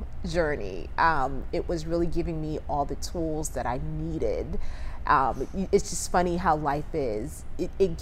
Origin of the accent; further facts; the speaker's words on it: Asbury Park, New Jersey, United States; moved away as an adult; also born or lived in New York; now in Charleston, United States; I grew up in a small town in New Jersey, Asbury Park, New Jersey